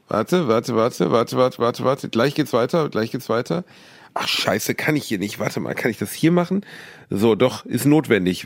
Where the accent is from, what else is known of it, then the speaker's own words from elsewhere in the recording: Gelsenkirchen, North Rhine-Westphalia, Germany; in meiner Heimat in Gelsenkirchen